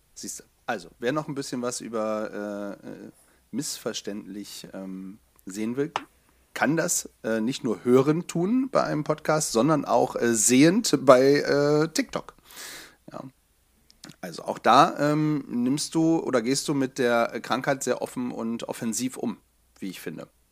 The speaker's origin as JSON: {"language": "German", "region": "Bremen", "country": "Germany", "moved": "yes", "lives_now": "Hanover, Germany", "said": "als Hannoveraner, ähm, also in Hannoveraner lebend, ja, ich bin ja Exilbremer"}